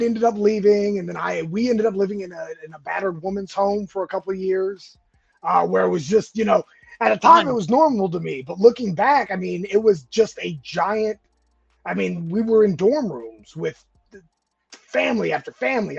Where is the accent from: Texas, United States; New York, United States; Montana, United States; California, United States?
California, United States; moved away as an adult; also born or lived in Georgia; I was born and raised in California. I moved out to Georgia in 98